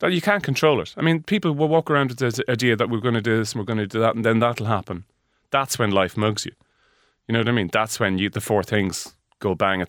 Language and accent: English; Leinster, Ireland; I'm a hick. I'm from Meath, so I'm used to cows and trees and rain.